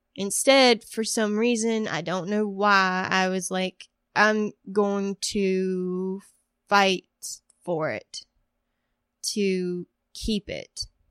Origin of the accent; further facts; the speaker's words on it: Woodland, North Carolina, United States; moved away; I'm from Woodland, North Carolina. Okay, so we're on Chestnut Street now, and I grew up on Hemlock Street